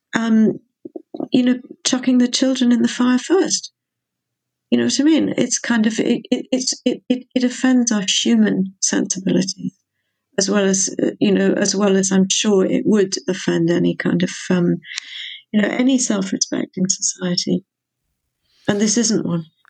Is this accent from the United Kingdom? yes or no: yes; England, United Kingdom; moved away as an adult; now in Wales, United Kingdom; I'm mostly English, partly Welsh, and I've lived in Wales for decades.